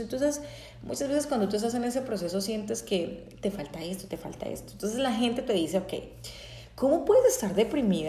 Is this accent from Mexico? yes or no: no; Bucaramanga, Santander, Colombia; yo soy colombiana, eh, para los que no, no saben, soy colombiana, nací en Bucaramanga, Titre fue en, en, Santander, Colombia